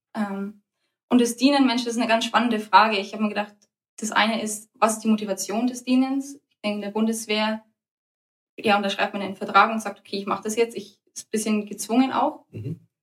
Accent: Germany; Wir Deutschen sind eher eine direkte Kultur.

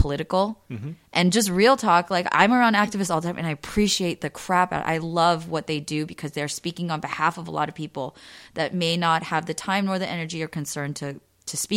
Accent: United States; my identity is I'm Korean American

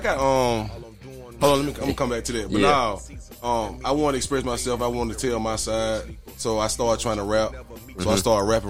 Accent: Birmingham, Alabama, United States; I'm from Birmingham, Alabama, West Side.

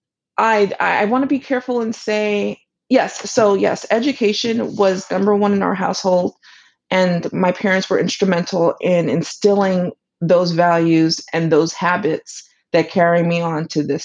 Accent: New York City, New York, United States; also born or lived in Brooklyn; born and raised in the Bronx. You know, I live in Brooklyn now

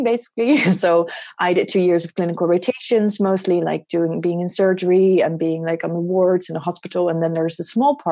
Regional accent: Netherlands; I am a psychiatrist from the Netherlands.

